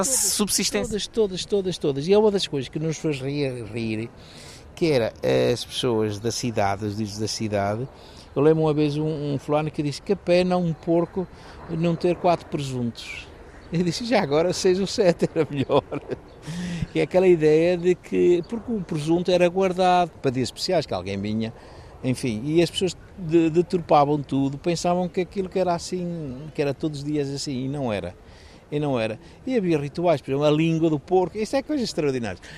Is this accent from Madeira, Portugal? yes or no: no; Baião, Porto District, Portugal; eu sou de Baião